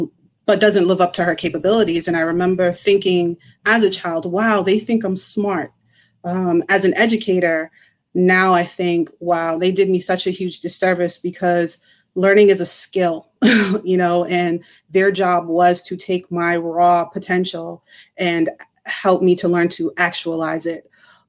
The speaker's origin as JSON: {"language": "English", "town": "Cambridge", "region": "Massachusetts", "country": "United States", "tie": "born or raised there", "said": "I grew up in Cambridge, went to Cambridge public schools my whole life. And, I wasn't a bad child because I came from a strict Caribbean household."}